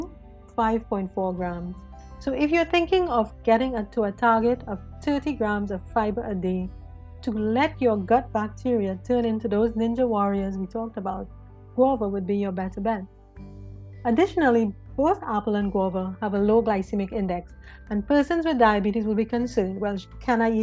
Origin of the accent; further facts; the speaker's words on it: Trinidad & Tobago; I was born and raised in Trinidad and Tobago, Pinal to be exact